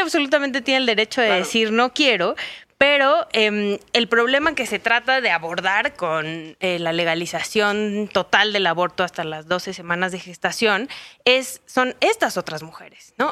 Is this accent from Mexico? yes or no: yes; Sonora, Mexico; Yo soy de Sonora